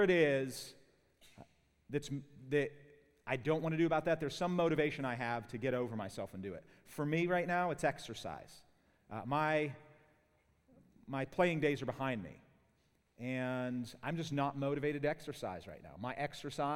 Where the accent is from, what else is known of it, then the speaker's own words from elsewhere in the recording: Pittsburgh, Pennsylvania, United States; accent: Pittsburgh; growing up in Pittsburgh